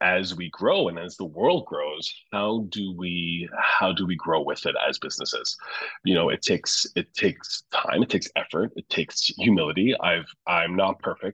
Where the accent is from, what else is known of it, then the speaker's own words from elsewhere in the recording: St. John's, Newfoundland and Labrador, Canada; now in Toronto, Canada; my home's in Newfoundland. I'm from St. John's